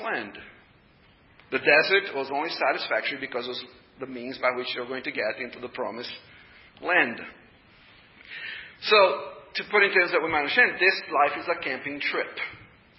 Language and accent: English; Brazil; English is a second language; moved away as an adult; I'm a foreigner. You probably already noticed the accent. You know, I'm a foreigner. I was born and raised in Brazil. And I've been here for 31 years.